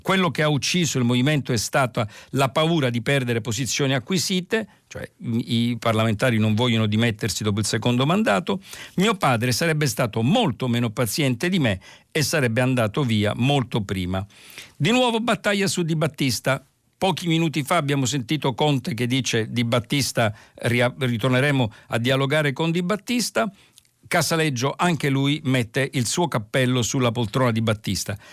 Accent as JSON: {"language": "Italian", "town": "Palermo", "region": "Sicily", "country": "Italy", "tie": "born or raised there", "said": "dalla mia città d'origine, Palermo"}